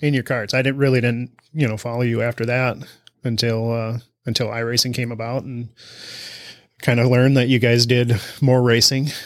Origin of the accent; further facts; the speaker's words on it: Almena, Wisconsin, United States; from Amory, Wisconsin. local guy